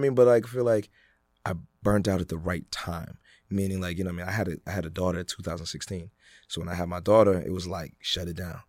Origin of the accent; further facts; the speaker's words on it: Worcester, Massachusetts, United States; also born or lived in Ghana / Greensboro, North Carolina; growing up in Worcester, I got to really grow up very Ghanaian